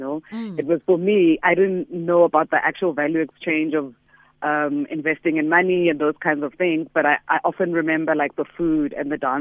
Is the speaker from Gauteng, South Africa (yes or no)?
yes; Johannesburg, Gauteng, South Africa; I grew up in Soweto